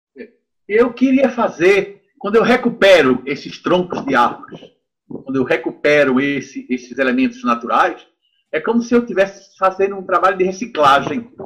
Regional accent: Recife, Pernambuco, Brazil; moved away as an adult; now in France; as esculturas que eu fazia em madeira quando eu era jovem no Recife

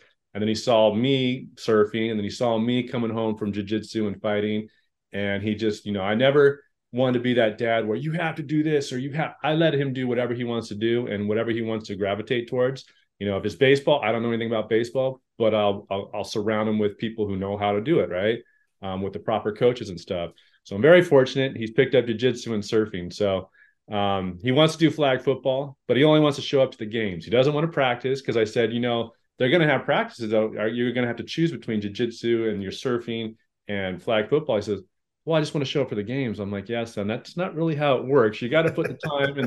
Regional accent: La Verne, California, United States; I grew up in Laverne, nice suburban little area outside

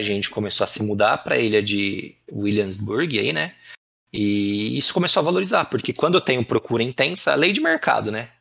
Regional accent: Salto, São Paulo, Brazil; also born or lived in Presidente Prudente; now in Itupeva, Brazil; Nasci, uhum. fui cresci lá em Salto

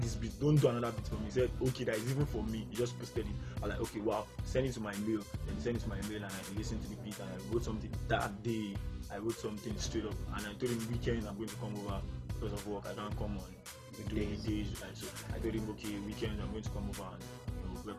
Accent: Lagos, Nigeria; I was brought up in Barriga too, Ademolu Street, around Barriga Girls area

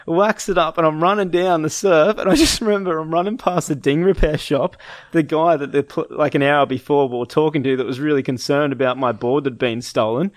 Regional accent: Gold Coast, Queensland, Australia; We grew up on the Gold Coast.

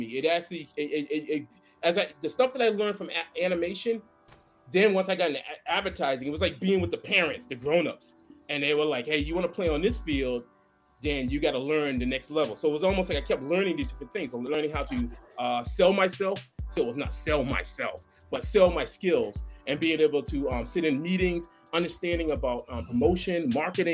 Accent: Boston, Massachusetts, United States; I grew up in Boston

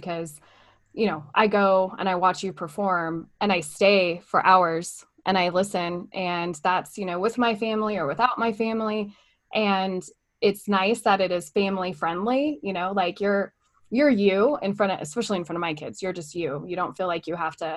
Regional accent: Southern California, United States; I grew up in Southern California

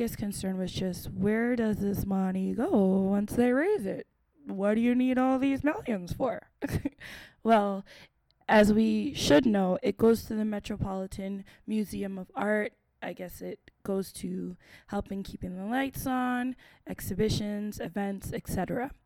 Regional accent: Canada; I'm from Canada

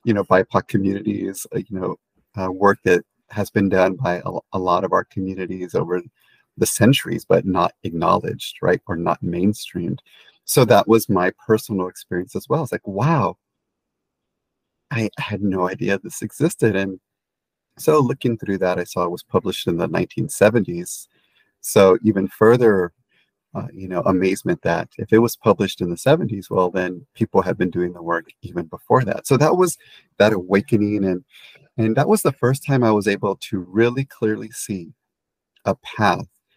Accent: San Antonio, Texas, United States; I have memories as a child growing up in San Antonio, Texas

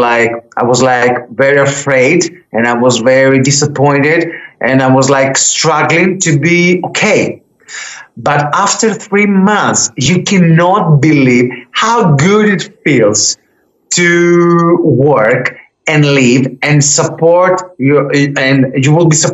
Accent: Greece; first language Greek; English is a second language; moved away as an adult; also born or lived in London; When I came back in Greece in 2014, and almost for 9 years, I'm talking in Greek

